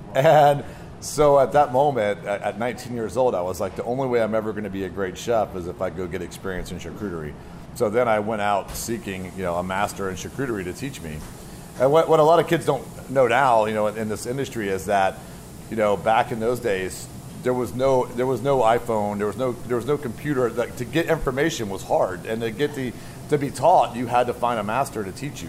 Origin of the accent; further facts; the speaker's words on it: southeast coast of the United States, United States; also born or lived in Washington, D.C.; now in Portland, United States; born in D.C. and raised on the uh, southeast coast of the of uh, United States